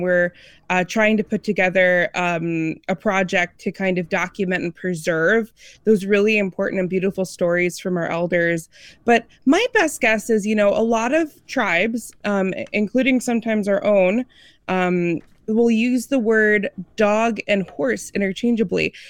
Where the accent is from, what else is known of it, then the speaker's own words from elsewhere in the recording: Midwest, United States; also born or lived in Seattle; now in Red Wing, Minnesota, United States; I'm originally from the Midwest